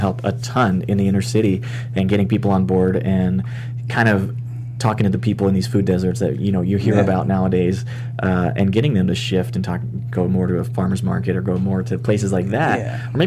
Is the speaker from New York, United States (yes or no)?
no; South Mississippi, United States; I was actually born and raised in South Mississippi within a Hindu community.